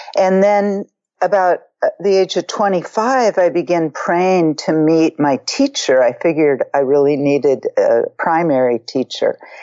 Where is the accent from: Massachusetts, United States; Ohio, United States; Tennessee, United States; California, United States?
California, United States; Marin; growing up in Marin as a teenager in the late 60s